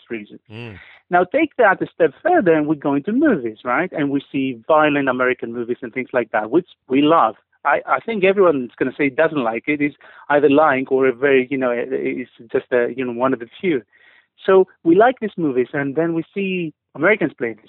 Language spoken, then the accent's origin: English; Greece; moved away as an adult; also born or lived in United Kingdom; now in London, United Kingdom; I am Greek, and I've lived most of my life in Greece. Recently, for the last 10 years, I've been in UK.